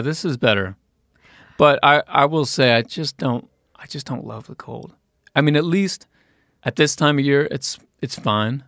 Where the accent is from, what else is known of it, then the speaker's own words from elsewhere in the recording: Indiana, United States; moved away; from Indiana